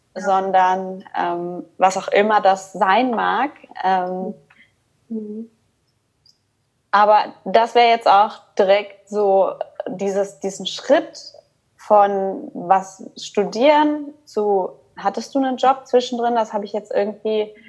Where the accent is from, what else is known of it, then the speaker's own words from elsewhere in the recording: Cologne, North Rhine-Westphalia, Germany; now in Stuttgart, Germany; ich bin in Deutschland geboren auch, ähm, in Köln und da bin ich halt auch aufgewachsen